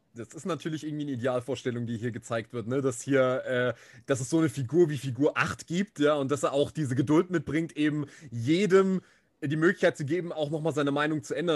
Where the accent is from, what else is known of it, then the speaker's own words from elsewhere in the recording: Germany; hier jetzt bei uns in Deutschland